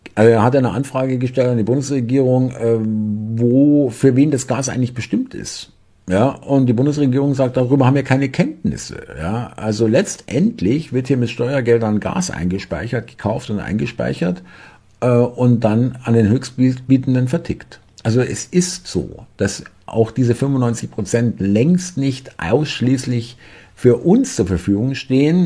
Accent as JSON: {"language": "German", "town": "Munich", "region": "Bavaria", "country": "Germany", "said": "ich bin selber Münchner"}